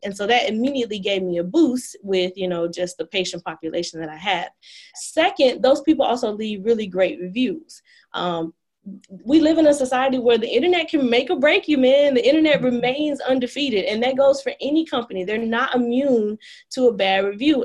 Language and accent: English; Dallas, Texas, United States; I was born in Dallas at Parkland, like many of my other Dallas friends, oh. and I grew up in Highland Hills, which is a a little a, like a eastern part of Oak Cliff